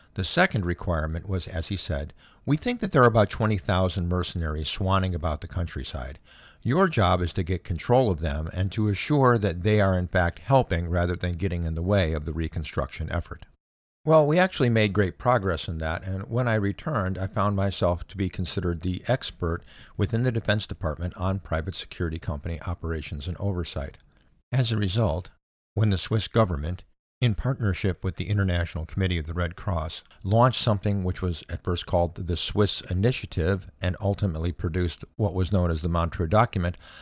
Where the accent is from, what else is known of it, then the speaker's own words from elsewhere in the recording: United States; I'm an American